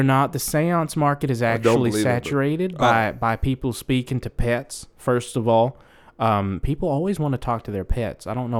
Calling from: Massachusetts, United States; Well, I'm actually calling from Massachusetts, and I was wondering.

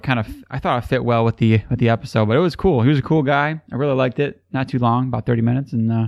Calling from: Michigan, United States; I'm calling from Michigan

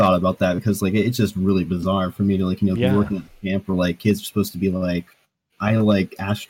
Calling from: Virginia, United States; I'm coming from Northern Virginia, so like it's a very liberal area.

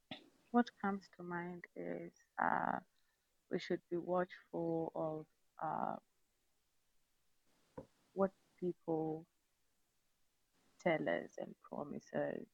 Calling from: Seattle, Washington, United States; I'm speaking from Seattle, Washington.

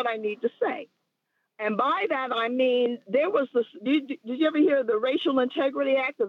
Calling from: New Jersey, United States; I'm calling from New Jersey.

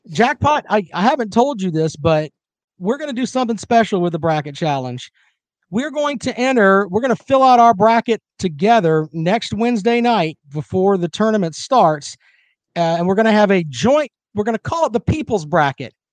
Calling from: Columbia, South Carolina, United States; I come to you from Columbia, South Carolina.

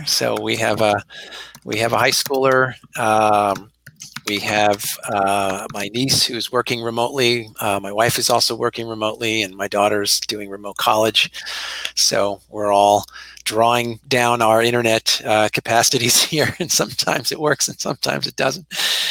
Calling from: Philadelphia, Pennsylvania, United States; So I'm also calling from my home. I'm in University City, Philadelphia.

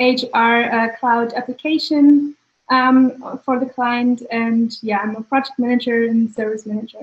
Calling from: Munich, Bavaria, Germany; I'm joining you from Munich.

